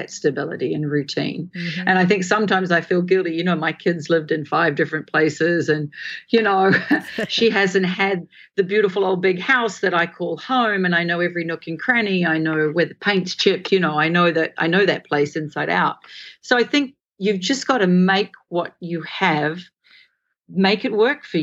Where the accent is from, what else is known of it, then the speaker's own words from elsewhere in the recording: Australia; also born or lived in England; now in Singapore; I'm from Australia. We live in Singapore.